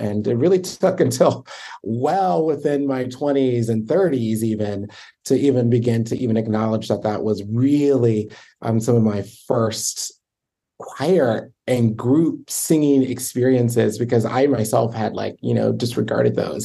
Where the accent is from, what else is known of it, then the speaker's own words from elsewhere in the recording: Baltimore, Maryland, United States; I grew up in Baltimore